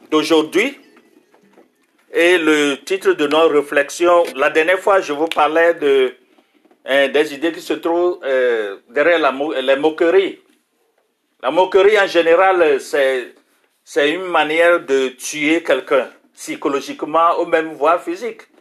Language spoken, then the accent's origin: French; France; born there; Je suis d'origine russe. Je suis né en France dans une famille chrétienne. Mes parents étaient réfugiés russes.